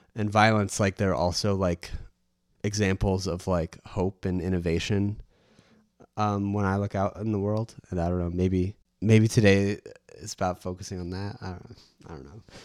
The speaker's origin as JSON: {"language": "English", "country": "United States", "said": "me being American"}